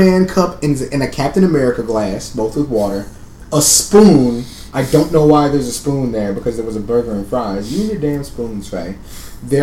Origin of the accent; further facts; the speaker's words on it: San Antonio, Texas, United States; now in Austin, United States; I didn't drive growing up in San Antonio.